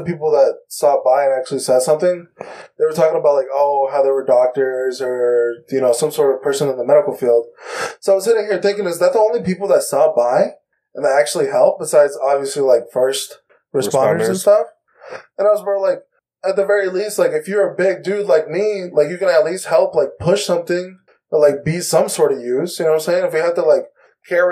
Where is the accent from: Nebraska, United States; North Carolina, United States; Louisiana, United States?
North Carolina, United States; I'm from North Carolina, and I'm an analyst